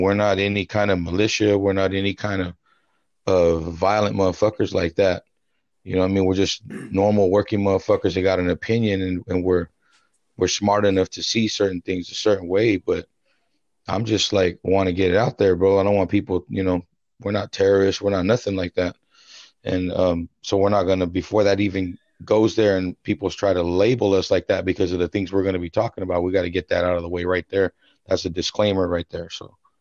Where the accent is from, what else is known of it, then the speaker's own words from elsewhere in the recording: United States; as an American